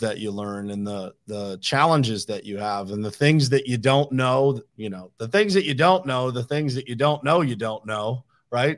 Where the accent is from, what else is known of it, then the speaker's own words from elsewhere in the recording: Uniontown, Pennsylvania, United States; moved away as an adult; also born or lived in Pittsburgh / South Florida; born and raised in Uniontown, Pennsylvania, which is a small little city in, uh, southwestern Pennsylvania